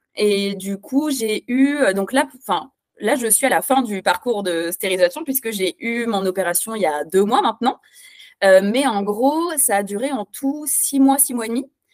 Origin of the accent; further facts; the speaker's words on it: France; now in Belgium; je suis française, mais j'habite en Belgique